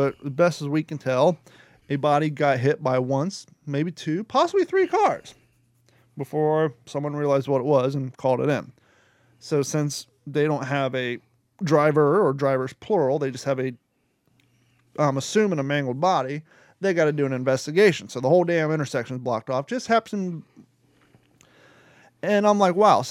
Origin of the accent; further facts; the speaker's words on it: Grove City, Ohio, United States; moved away; when we grew up in One Grove City, Ohio